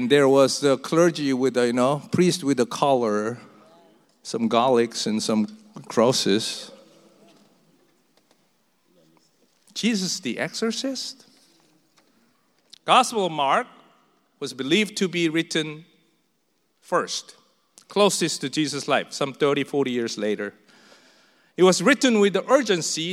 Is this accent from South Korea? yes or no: yes; South Korea; English is a second language; moved away as an adult; now in United States; a new church in a foreign land where I just learned to speak in their tongue about less than 3 years in America. I was from Korea